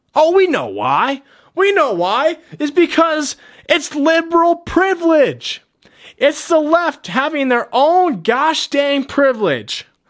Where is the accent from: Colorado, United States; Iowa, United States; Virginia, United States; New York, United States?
Colorado, United States; my home state